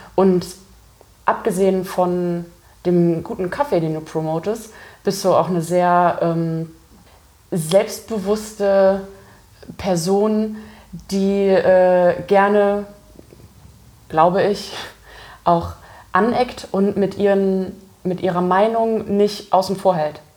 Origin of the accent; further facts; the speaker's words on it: Germany; moved away; ich komme ja äh, ursprünglich aus der Eifel, das ist nicht so weit weg von der Mosel